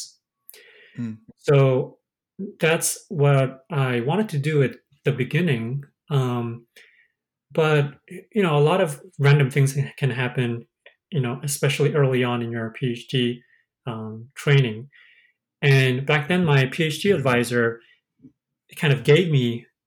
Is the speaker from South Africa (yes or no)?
no; South Korea; moved away as an adult; I'm originally from Korea, and I didn't know when whether I'm going to be stay here or go to Korea